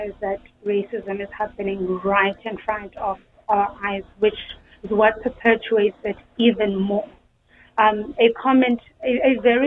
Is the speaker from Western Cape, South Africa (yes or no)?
no; Eastern Cape, South Africa; I come from the Eastern Cape